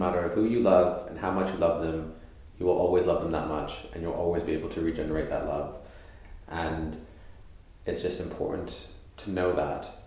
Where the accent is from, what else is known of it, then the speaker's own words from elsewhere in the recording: Canada; moved away as an adult; also born or lived in East London; now in London, United Kingdom; I grew up in Canada